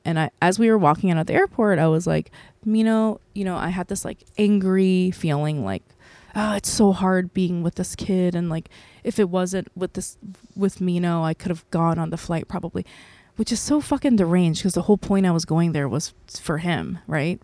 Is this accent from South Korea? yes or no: yes; South Korea; now in United States; I'm an American citizen, by the way, but I think I can apply for Korean citizenship 'cause I was born there